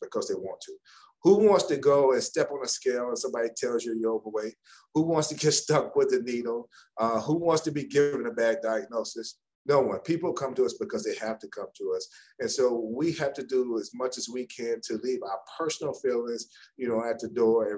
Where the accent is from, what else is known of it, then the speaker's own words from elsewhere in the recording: Chicago, Illinois, United States; also born or lived in Maryland; now in Dallas, United States; I'm originally from Chicago